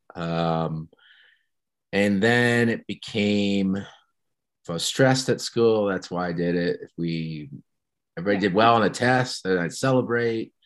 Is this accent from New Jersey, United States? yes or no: yes; New Jersey, United States; moved away as an adult; also born or lived in Ohio / Seattle, Washington; now in Big Sky, United States; I'm from New Jersey. Um, grew up on the East Coast.